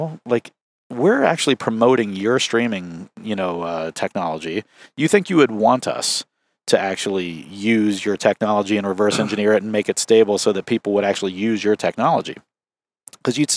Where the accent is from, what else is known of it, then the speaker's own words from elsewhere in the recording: Southeastern Ohio, United States; we're from Southeastern Ohio